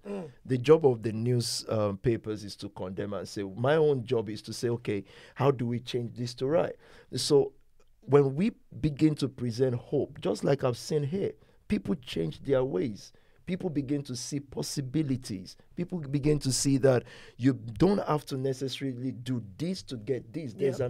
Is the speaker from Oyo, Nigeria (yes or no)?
yes; Ibadan, Oyo, Nigeria; moved away as an adult; now in United Kingdom; I grew up in Ibadan.